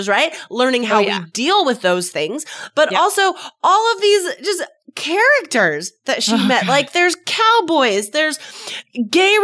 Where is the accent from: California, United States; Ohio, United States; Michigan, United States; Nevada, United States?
Nevada, United States; near Reno; I'm from Nevada and seriously like 3/4 of the state is completely empty. Like there's just nothing. If you drive from Las Vegas to Reno, because I grew up near Reno.